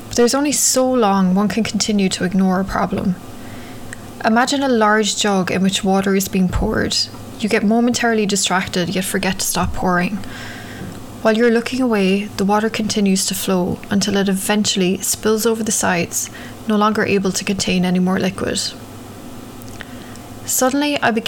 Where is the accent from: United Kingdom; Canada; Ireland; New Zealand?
Ireland; now in New York, United States; growing up in Ireland